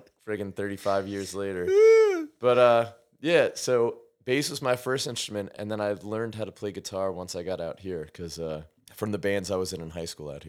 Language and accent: English; New York, United States; also born or lived in Montreal, Canada; I'm from New York. I'm a New York Jew. It's all good. My dad was a professor at Concordia University when I was born, so I was born in Montrea